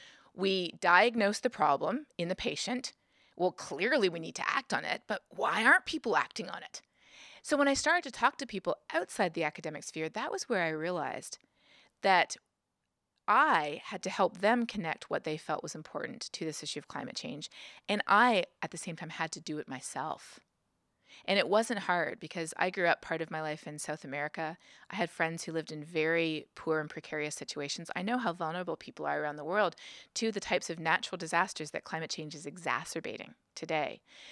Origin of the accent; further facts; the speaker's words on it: Canada; moved away as an adult; now in United States; when I moved to the United States, I'm originally from Canada, when I moved to the United States, I realized that there are many people here in the United States who don't think climate change is real.